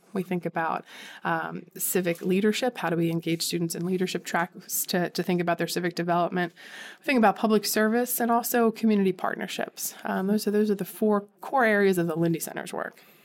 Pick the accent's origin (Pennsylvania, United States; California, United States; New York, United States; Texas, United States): Pennsylvania, United States; Conshohocken; I grew up in Conshohocken, small, well, it's not a small, well, it's a decent sized suburb outside of Philadelphia.